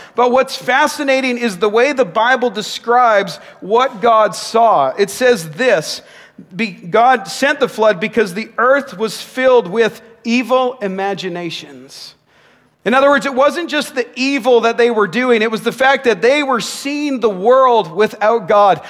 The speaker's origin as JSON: {"language": "English", "town": "Nanaimo", "region": "British Columbia", "country": "Canada", "tie": "born or raised there", "said": "When I was a kid playing basketball in my hometown of Nanaimo"}